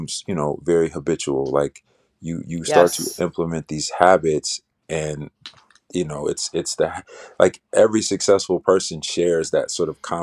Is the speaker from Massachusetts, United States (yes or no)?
no; Chicago, Illinois, United States; I'm from Chicago, you know, south side of Chicago